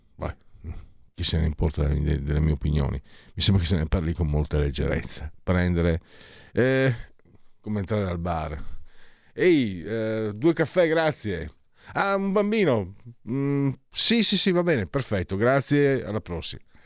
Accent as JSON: {"language": "Italian", "region": "Friuli-Venezia Giulia", "country": "Italy", "said": "da dove vengo io, Friuli"}